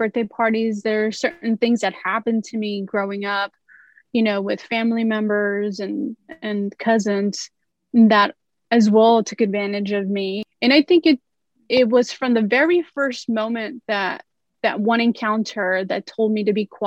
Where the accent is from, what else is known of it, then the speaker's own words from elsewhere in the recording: Los Angeles, California, United States; I grew up in Los Angeles, California, South Central